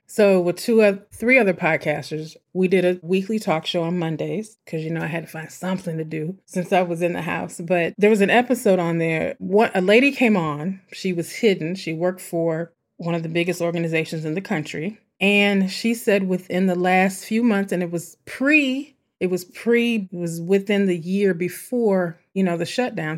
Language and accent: English; St. Louis, Missouri, United States; my hometown, my homie, St. Louis